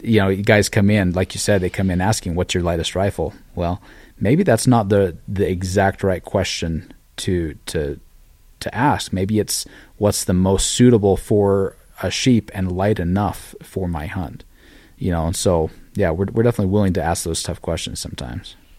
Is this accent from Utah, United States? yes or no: yes; Utah, United States; moved away as an adult; now in Cody, Wyoming, United States; I grew up in Utah, but, uh, a lot of my family is from this same area